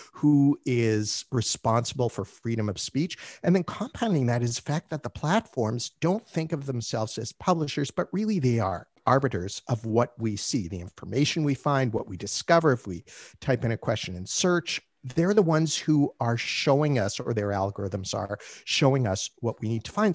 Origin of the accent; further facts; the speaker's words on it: Canada; I'm Canadian